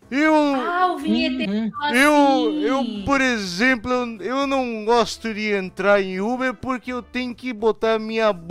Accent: Santos, São Paulo, Brazil; Você sabe que eu sou de Santos, né?

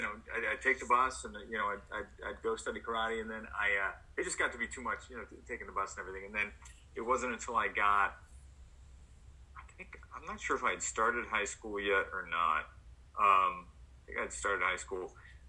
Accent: New Orleans, Louisiana, United States; I'm from New Orleans

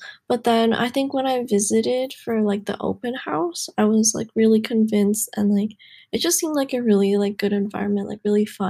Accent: Southern California, United States; moved away as an adult; now in Baltimore, United States; I'm a junior this year, and I'm from Southern California, but I'm in Baltimore right now at school.

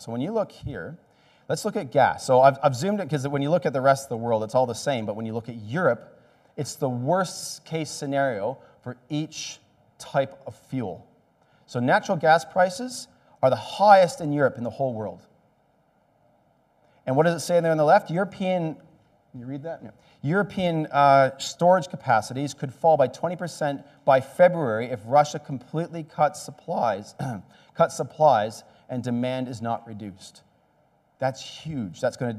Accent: Canada; also born or lived in Australia; maybe it's because I'm an electrician and I'm Canadian and Australian

